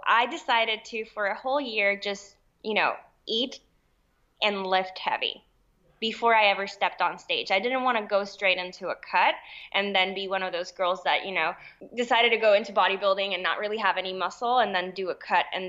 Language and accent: English; Puerto Rico; I am Puerto Rican. I was born and raised in Puerto Rico.